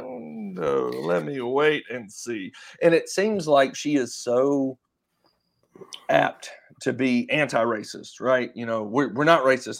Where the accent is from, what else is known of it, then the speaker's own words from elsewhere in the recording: Vicksburg, Mississippi, United States; Jeff and I are both from Vicksburg